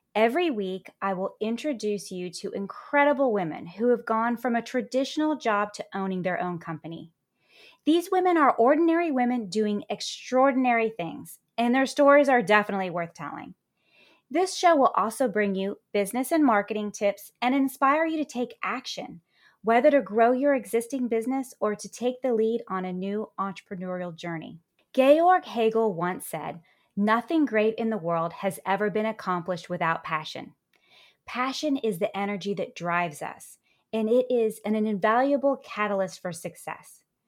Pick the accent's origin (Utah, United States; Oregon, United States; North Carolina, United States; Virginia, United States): Virginia, United States; my hometown in Virginia